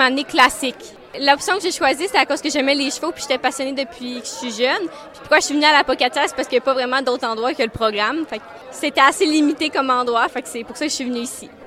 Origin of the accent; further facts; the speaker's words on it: Saint-Georges, Quebec, Canada; moved away as an adult; je viens de la Beauce